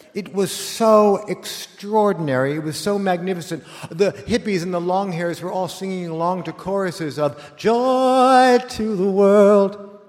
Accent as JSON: {"language": "English", "town": "Los Angeles", "region": "California", "country": "United States", "tie": "born or raised there", "said": "when you were a kid like me in nineteen seventy, growing up in Los Angeles"}